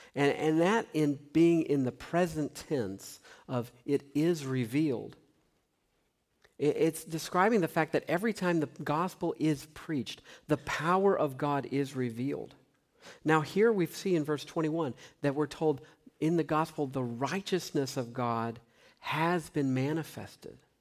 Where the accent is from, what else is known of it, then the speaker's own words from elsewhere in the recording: Tennessee, United States; I grew up in Tennessee